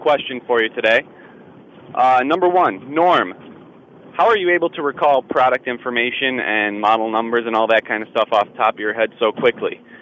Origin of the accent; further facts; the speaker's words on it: East Pointe, Michigan, United States; I'm originally from East Point, Michigan, which is home of NASA astronaut Jerry Leninger.